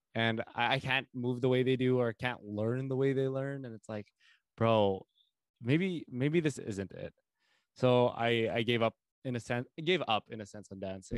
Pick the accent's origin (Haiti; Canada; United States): Canada; Winnipeg, Manitoba; I am from Winnipeg